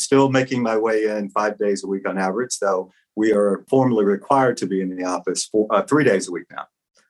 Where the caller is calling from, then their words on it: New York, United States; I'm calling in from New York.